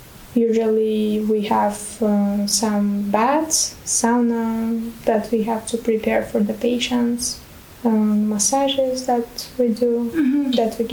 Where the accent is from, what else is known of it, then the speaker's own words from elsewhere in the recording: Bulgaria; Yes, I'm from Bulgaria.